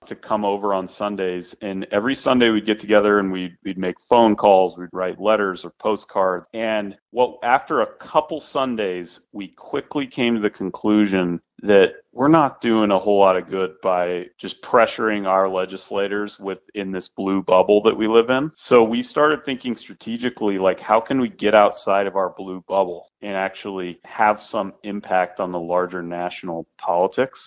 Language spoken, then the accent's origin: English; Sandpoint, Idaho, United States; moved away as an adult; also born or lived in New York; I grew up in Sandpoint.